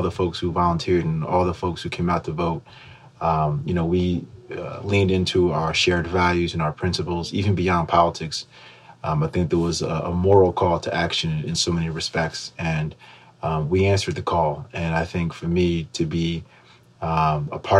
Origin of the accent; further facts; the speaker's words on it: Schenectady, New York, United States; I'm from Schenectady.